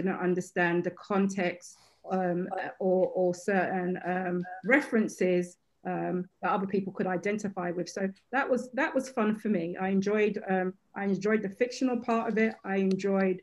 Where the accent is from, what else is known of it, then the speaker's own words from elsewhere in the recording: England, United Kingdom; now in United States; being born and bred in England